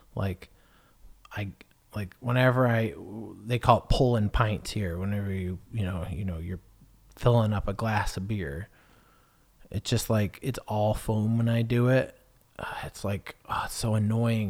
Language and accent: English; United States; moved away as an adult; now in England; I'm American